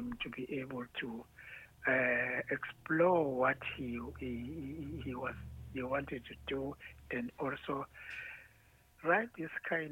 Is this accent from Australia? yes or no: no; Ladysmith, KwaZulu-Natal, South Africa; we were born and raised in Ladysmith.